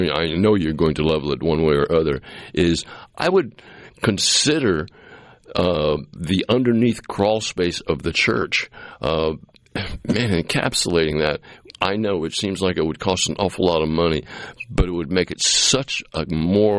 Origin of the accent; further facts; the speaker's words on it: Cape Cod, Massachusetts, United States; now in Mississippi, United States; I grew up in Massachusetts on Cape Cod